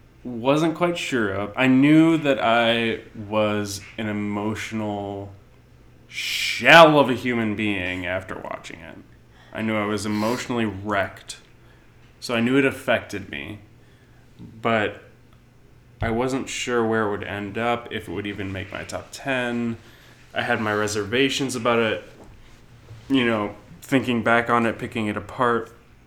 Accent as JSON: {"language": "English", "country": "New Zealand", "said": "I'm a Kiwi."}